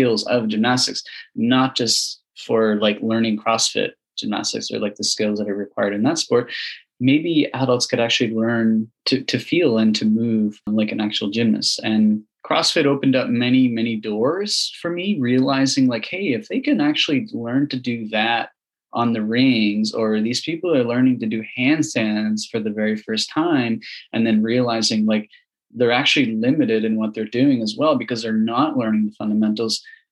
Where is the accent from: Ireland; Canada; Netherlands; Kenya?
Canada; Prince Edward Island; now in Ottawa, Canada; I grew up in Prince Edward Island doing gymnastics since a very young age.